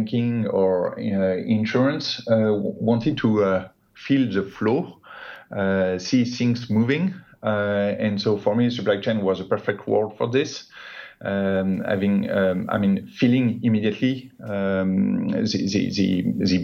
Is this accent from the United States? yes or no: no; Paris suburbs, Île-de-France, France; I grew up in the Paris suburb, spent my entire education in the same school up to high school diploma